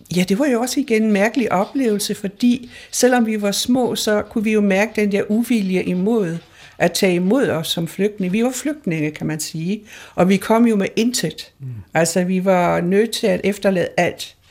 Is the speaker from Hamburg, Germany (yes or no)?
yes; Hamburg, Germany; moved away; jeg er født i Hamburg jo, ja. under krigen